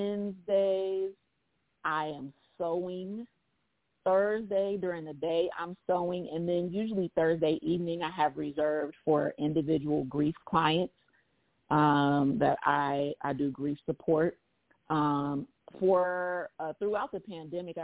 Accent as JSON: {"language": "English", "town": "Akron", "region": "Ohio", "country": "United States", "tie": "born or raised there", "said": "Akron, Ohio."}